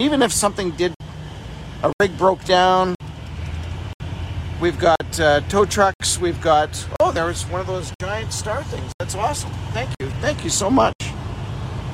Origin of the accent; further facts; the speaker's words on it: Winnipeg, Manitoba, Canada; moved away; Winnipeg, Manitoba. That's where I grew up.